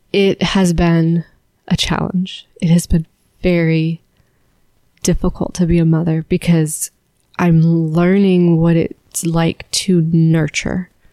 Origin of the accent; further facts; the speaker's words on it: San Francisco, California, United States; moved away as an adult; also born or lived in Alabama; now in Charlotte, United States; where we grew up and growing up in San Francisco